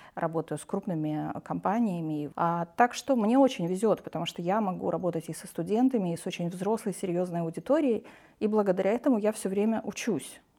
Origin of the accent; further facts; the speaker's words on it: Transnistria, Moldova; moved away as an adult; now in Russia; Я родилась и выросла в Приднестровье